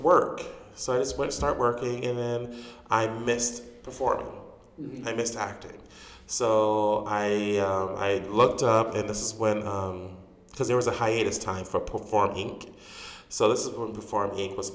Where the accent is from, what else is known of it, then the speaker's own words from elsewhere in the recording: Chicago, Illinois, United States; also born or lived in Dolton, Illinois; I was born and raised here in Chicago.